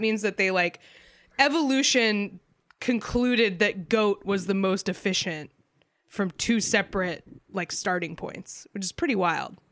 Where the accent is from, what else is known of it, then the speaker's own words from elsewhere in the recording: New Hampshire, United States; I grew up in New Hampshire, which is like relatively rural